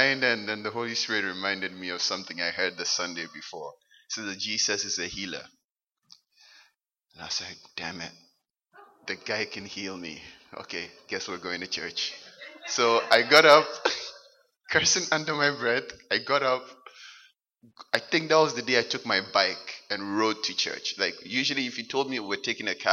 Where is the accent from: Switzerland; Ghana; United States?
Ghana; moved away as an adult; now in Halifax, Canada; I was born and raised in Ghana.